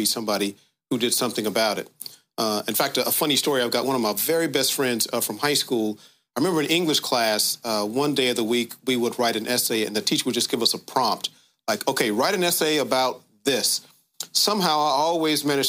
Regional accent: Dayton, Ohio, United States; moved away as an adult; also born or lived in Washington, D.C.; I'm from Dayton, grew up on the west side of Dayton, which is the black side of town

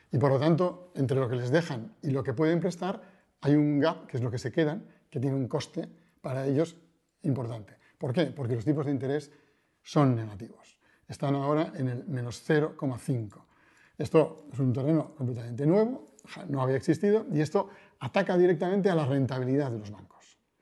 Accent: Bilbao, Basque Country, Spain; now in Madrid, Spain; nací en Bilbao, eh, vivo en Madrid

